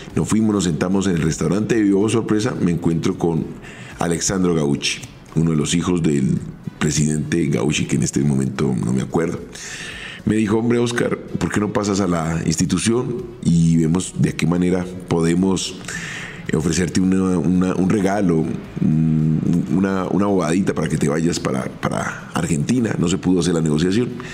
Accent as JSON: {"language": "Spanish", "country": "Colombia", "said": "yo vengo de Colombia"}